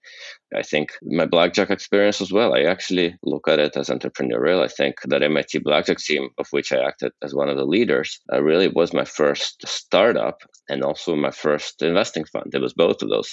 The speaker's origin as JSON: {"language": "English", "town": "Houston", "region": "Texas", "country": "United States", "tie": "born or raised there", "also_born_or_lived": "Moscow, Russia", "lives_now": "Boston, United States", "said": "I'm from Moscow, Russia, and I came over to the United States with my parents as refugees in 1979. Grew up in Houston"}